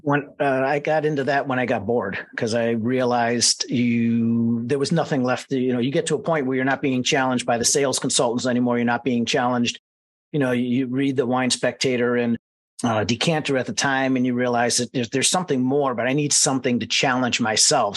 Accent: Mentor, Ohio, United States; I was born and raised in Mentor, Ohio, just outside of Cleveland.

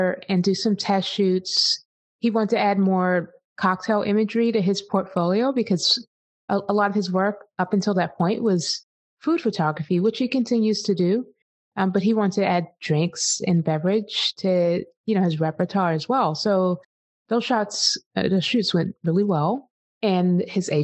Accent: East Coast, United States; I grew up on the East Coast in the 80s.

